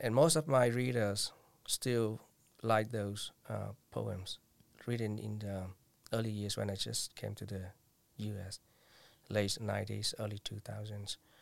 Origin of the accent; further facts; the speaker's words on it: Vietnam; English is a second language; moved away as an adult; now in United States; twenty years ago, I came back to Vietnam.